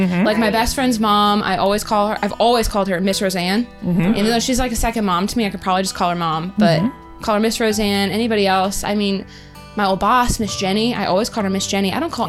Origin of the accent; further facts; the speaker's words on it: Pittsburgh, Pennsylvania, United States; moved away as an adult; now in Savannah, United States; I'm from Pittsburgh, originally lived in Savannah now for a couple years, and some things are the same here as they were for me growing up in Western PA, and I don't know if that's because it was Appalachia region, so it was kind of regional